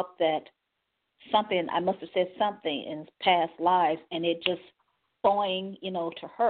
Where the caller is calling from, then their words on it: Cleveland, Ohio, United States; from Cleveland, Ohio.